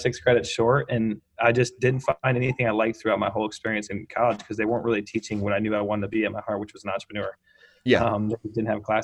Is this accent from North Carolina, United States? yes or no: no; Bloomington, Indiana, United States; moved away as an adult; also born or lived in Chicago; I'm actually here right now where I grew up. I just moved back here in Bloomington, Indiana.